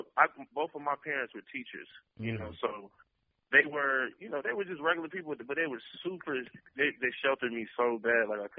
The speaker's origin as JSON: {"language": "English", "town": "Detroit", "region": "Michigan", "country": "United States", "tie": "born or raised there", "said": "growing up in Detroit and being in certain areas."}